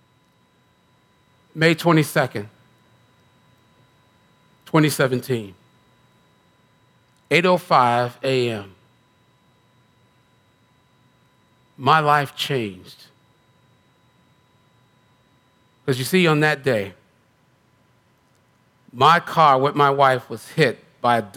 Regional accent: United States; I'm American.

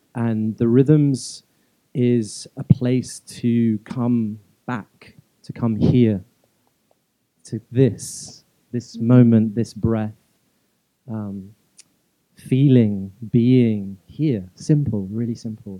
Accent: London, United Kingdom; also born or lived in Malawi; I was born in Malawi in in uh, East Africa. I, am Indian by ethnicity, um, and I grew up in London.

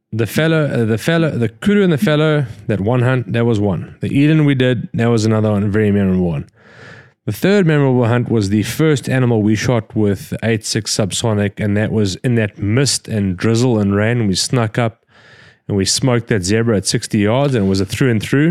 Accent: Scotland, United Kingdom; We're fucking Scottish

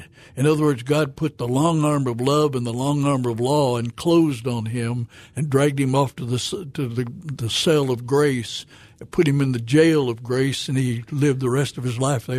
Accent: Fayetteville, Arkansas, United States; moved away; also born or lived in Fort Smith, Arkansas / Memphis, Tennessee; I was born in Fort Smith, raised in Fayetteville, so Razorback country.

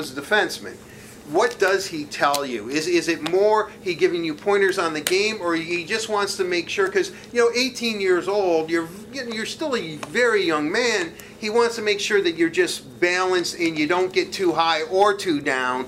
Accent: United States; I was born in the United States

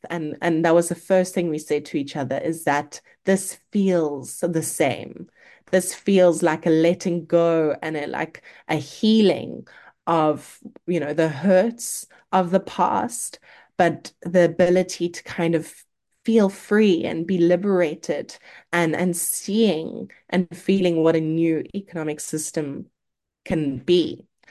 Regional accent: South Africa; as a South African

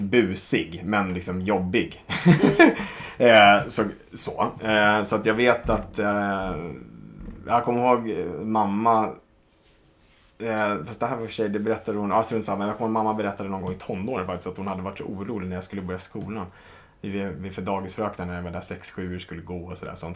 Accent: Stockholm, Stockholm County, Sweden; Stockholm, 34 år, uppvuxen i eh, söder om stan

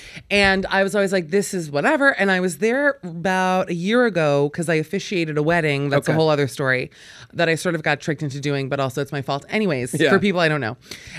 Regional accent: Miami, Florida, United States; moved away; I'm a Florida native.

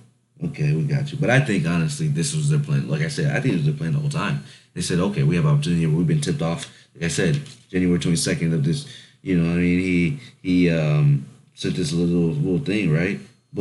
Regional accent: Stuttgart, Arkansas, United States; when I went back to my hometown, the hood, Stuttgart, Arkansas.

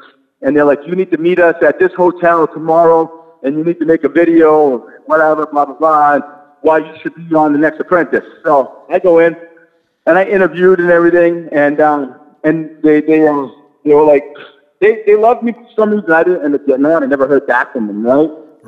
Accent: Biddeford, Maine, United States; accent: New England; Biddeford, Maine.

